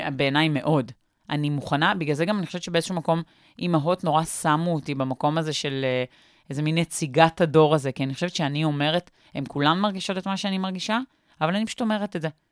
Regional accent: Petah Tikva, Central District, Israel; בפתח תקווה

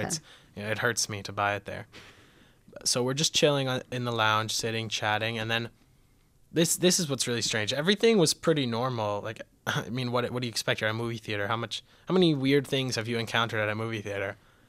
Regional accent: Boca Raton, Florida, United States; Boca Raton, Florida.

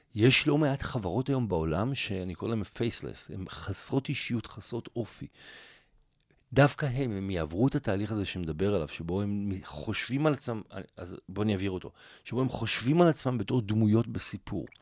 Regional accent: Israel; אני ואתה אולי בתור ישראלים

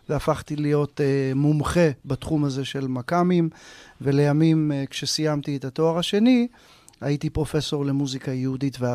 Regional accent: Kiryat Gat, Southern District, Israel; moved away as an adult; also born or lived in Tel Aviv / New York / Morocco; אני יליד קריית גת, אה, הגעתי לתל אביב אחרי שירותי הצבאי

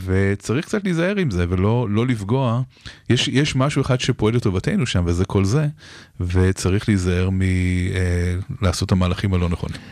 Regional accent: Israel

